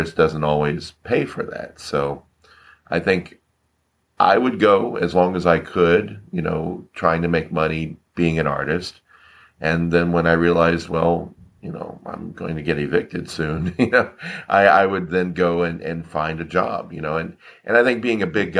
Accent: Florida, United States; moved away as an adult; also born or lived in Orlando, Florida; now in California, United States; I'm from Florida, so I was born in Florida, grew up in Florida, stayed in Florida until around 1999.

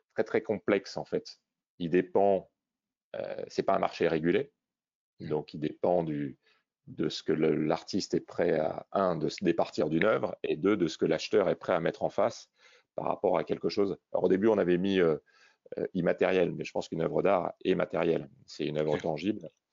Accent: Réunion; je suis originaire de La Réunion

